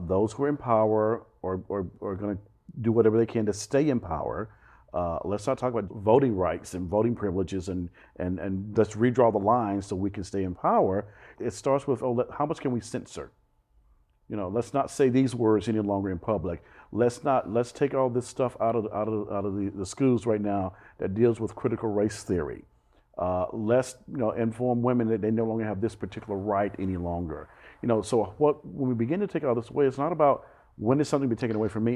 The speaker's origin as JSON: {"language": "English", "region": "Alabama", "country": "United States", "tie": "born or raised there", "also_born_or_lived": "New York / Boston / California", "moved": "yes", "lives_now": "Fort Lauderdale, United States", "said": "as a little kid growing up in Alabama"}